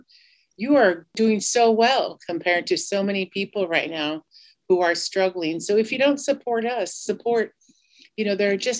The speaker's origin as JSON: {"language": "English", "area": "Cheyenne River Sioux Tribe", "region": "South Dakota", "country": "United States", "said": "I'm from the Minicoju Lakota Band of the Cheyenne River Sioux Tribe"}